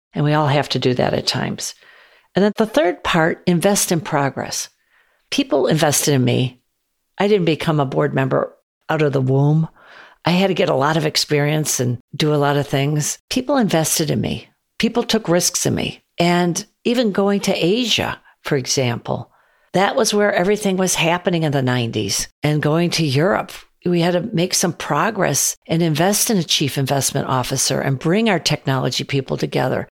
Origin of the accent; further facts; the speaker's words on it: Chicago, Illinois, United States; I grew up on the South Side of Chicago